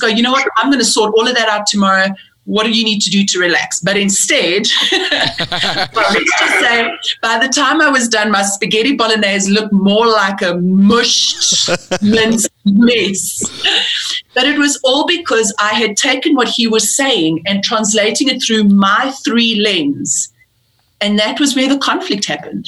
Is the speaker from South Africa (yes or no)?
yes; South Africa; also born or lived in England; I'm I'm British born. I moved to South Africa when I was uh, eight years old